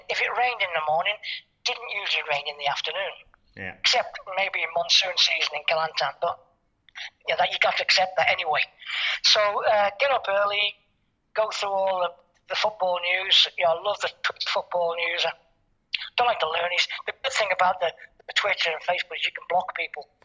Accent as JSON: {"language": "English", "town": "Liverpool", "region": "North West England", "country": "United Kingdom", "tie": "born there", "said": "I was born in Anfield, and apparently I've lost the accent."}